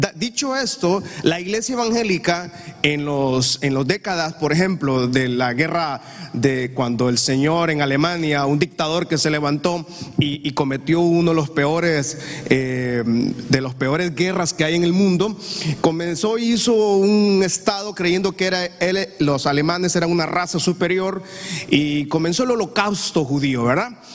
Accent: Honduras; Yo amo Honduras. Yo bendigo esta patria porque esta es mi tierra

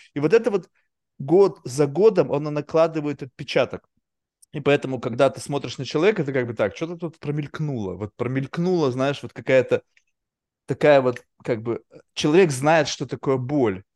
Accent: Russia; moved away; мы как бы выросли все равно в России

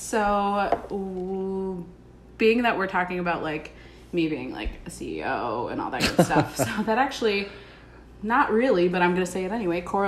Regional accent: Chicago, Illinois, United States; also born or lived in Washington, D.C.; I am born and raised in Chicago.

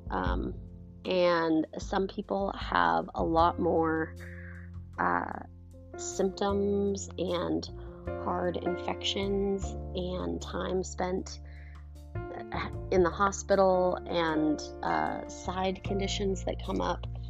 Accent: Montana, United States; moved away; I'm from Montana originally

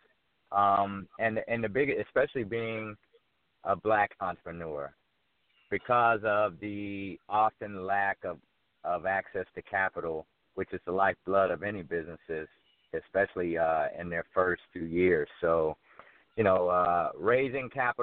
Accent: Fort Myers, Florida, United States; moved away as an adult; also born or lived in New York; now in Atlanta, United States; I'm from Fort Myers, Florida. I grew up there. I left when I went off to New York to go to West Point

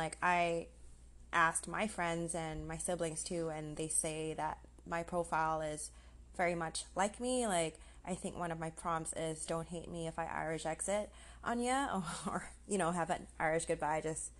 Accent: Malaysia; also born or lived in Singapore; But I am Malaysian, Singaporean.

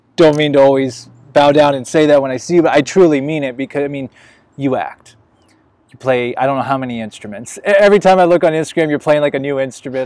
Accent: Illinois, United States; moved away as an adult; also born or lived in Las Vegas; now in Los Angeles, United States; I'm from the Midwest, I'm from Illinois

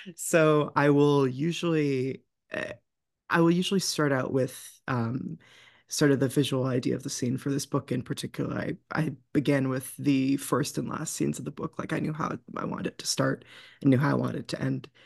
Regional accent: New England, United States; growing up in New England and in sort of, uh, the area of the country where I'm from

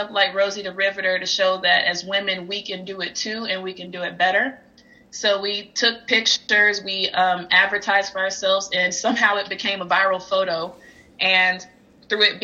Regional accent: Albany, Georgia, United States; moved away as an adult; now in United Kingdom; Born and raised in Albany, proud to be an Albany native

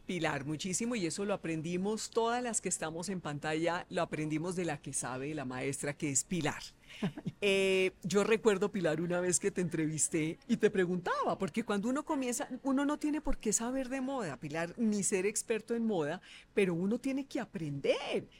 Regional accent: Bogotá, Colombia; bogotana, nací en Bogotá

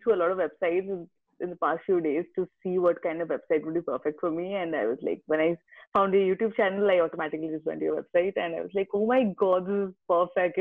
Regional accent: India; born and brought up in India

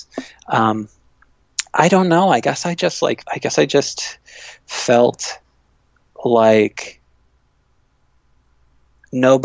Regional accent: Midwest, United States; moved away; I'm from the Midwest, and I love the Midwest

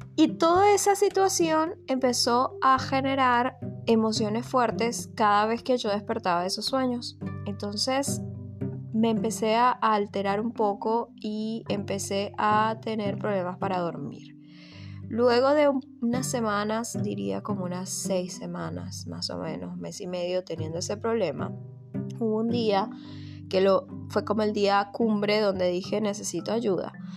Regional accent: Venezuela; moved away as an adult; also born or lived in Argentina; now in United States; soy de Venezuela, nací en Venezuela

